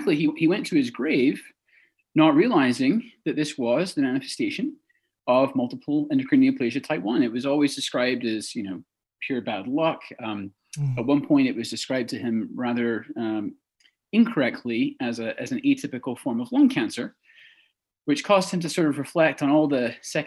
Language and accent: English; Texas, United States; also born or lived in Edinburgh, Scotland; moved to Texas at a young age